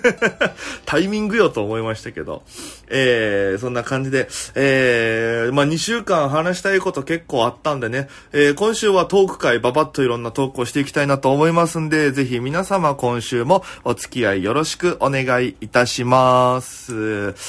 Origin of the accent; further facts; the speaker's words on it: Okinawa, Japan; now in Tokyo, Japan; 大都会東京へ口先一つで乗り込んだ沖縄芸人